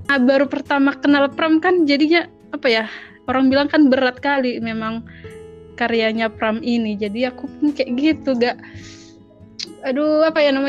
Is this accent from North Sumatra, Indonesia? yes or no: yes; Samosir, North Sumatra, Indonesia; di Samosir.